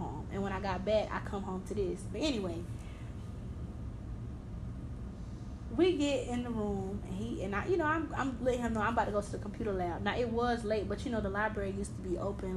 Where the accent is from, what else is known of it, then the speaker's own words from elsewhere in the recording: Georgia, United States; I'm from Georgia